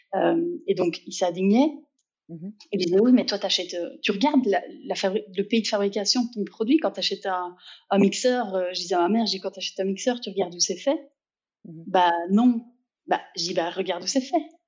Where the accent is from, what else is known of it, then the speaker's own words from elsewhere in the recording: Liège, Wallonia, Belgium; je suis liégeoise, euh, donc si on se demande d'où vient un petit accent par moment, euh, il vient de là.